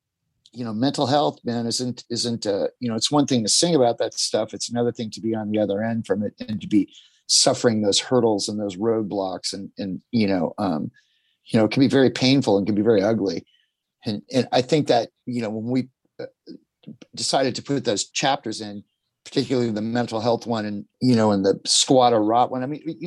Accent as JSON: {"language": "English", "region": "Southern California", "country": "United States", "tie": "born or raised there", "also_born_or_lived": "New York City", "moved": "yes", "said": "I grew up in Southern California"}